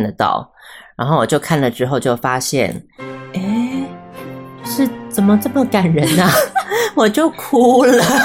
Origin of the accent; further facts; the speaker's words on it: Taiwan; I'm from Taiwan